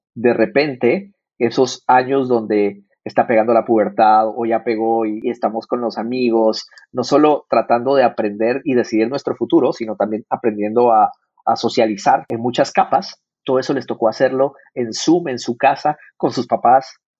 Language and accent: Spanish; Guatemala; first language Spanish; now in San Francisco, United States; yo nací en Latinoamérica, nací en Guatemala. Yo vengo de una economía de escasez